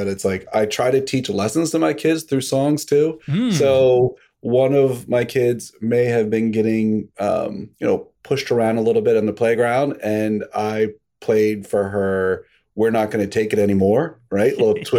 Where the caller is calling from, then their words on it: Greenwich, Connecticut, United States; I'm in Greenwich, Connecticut.